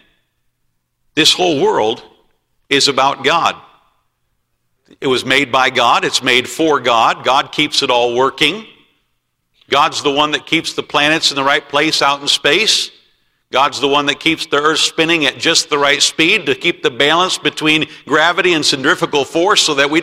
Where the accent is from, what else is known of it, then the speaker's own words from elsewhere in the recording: United States; I did not choose to be born in America. I'm glad that I was born in America.